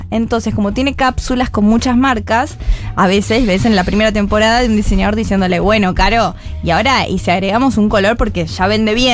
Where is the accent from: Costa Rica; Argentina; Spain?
Argentina; Pero lo que pasa es que estoy feliz como argentina